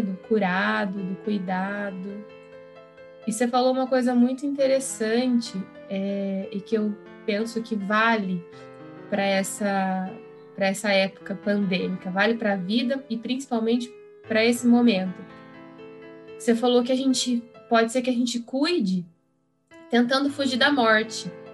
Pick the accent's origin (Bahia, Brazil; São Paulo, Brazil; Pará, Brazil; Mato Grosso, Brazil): São Paulo, Brazil; Ourinhos; eu sou de Ourinhos